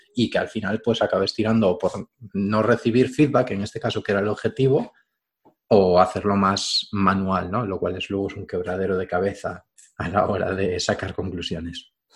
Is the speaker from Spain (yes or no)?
yes; Galicia, Spain; gallego de toda la vida